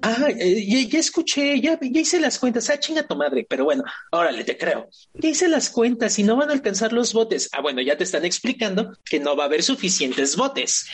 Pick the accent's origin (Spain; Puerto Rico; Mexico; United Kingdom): Mexico; yo como mexicano